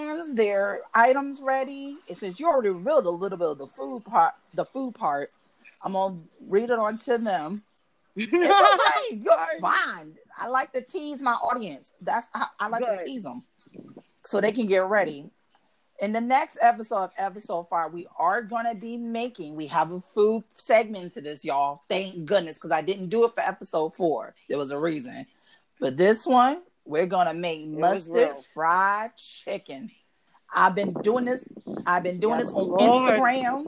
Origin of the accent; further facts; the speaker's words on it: New York City, New York, United States; also born or lived in Bronx, New York; moved to Brooklyn, like, between 91, 92, 93